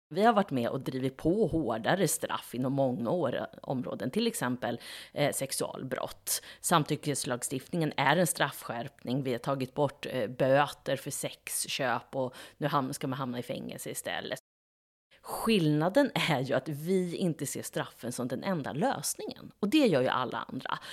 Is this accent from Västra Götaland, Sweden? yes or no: no; Norrköping, Östergötland, Sweden; i Navesta och Hageby, där jag kommer ifrån